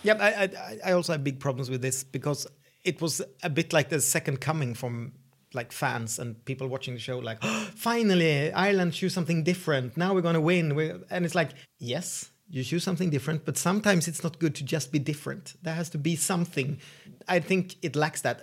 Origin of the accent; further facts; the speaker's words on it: Sweden; English is a second language; I'm the Swedish host.